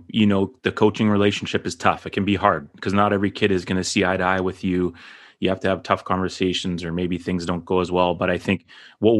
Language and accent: English; Fraser Valley, British Columbia, Canada; I grew up in the Fraser Valley area